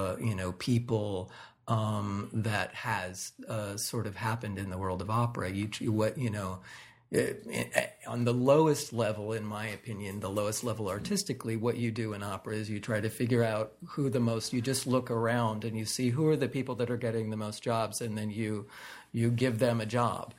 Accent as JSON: {"language": "English", "country": "United States", "moved": "yes", "said": "as an American"}